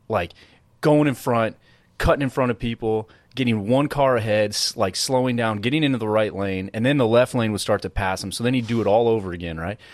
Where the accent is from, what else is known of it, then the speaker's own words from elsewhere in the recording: East Coast, United States; moved away; also born or lived in Massachusetts; growing up on the East Coast and then living in the West Coast